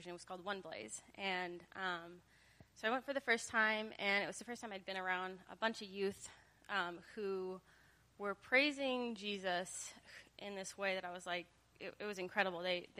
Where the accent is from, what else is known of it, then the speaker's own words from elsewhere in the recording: Midwest, United States; moved away; I grew up in the Midwest